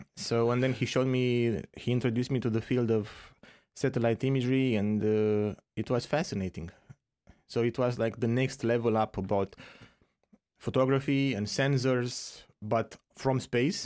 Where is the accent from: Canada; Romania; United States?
Romania; moved away; I'm from Romania originally